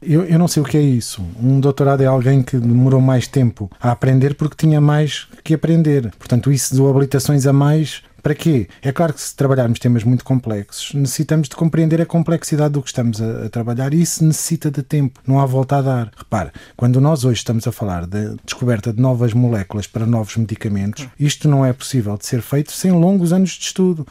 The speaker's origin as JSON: {"language": "Portuguese", "country": "Portugal", "said": "enquanto portugueses"}